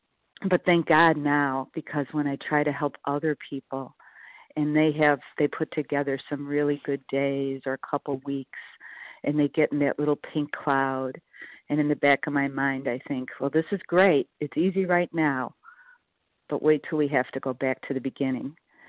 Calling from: Chicago, Illinois, United States; I'm calling from Chicago.

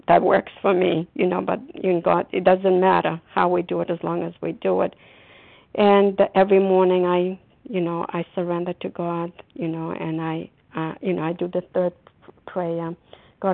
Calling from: Massachusetts, United States; recovered compulsive overeater, and I'm calling from Massachusetts.

